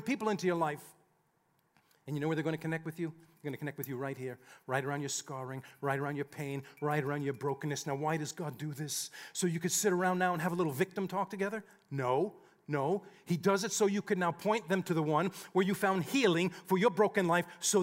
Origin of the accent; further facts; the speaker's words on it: United States; we grew up just outside of New York City